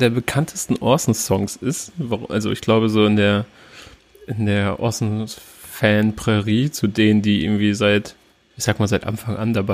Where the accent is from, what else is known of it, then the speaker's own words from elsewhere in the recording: Turkey; ich als Türke zum Beispiel fühle mich da nicht repräsentiert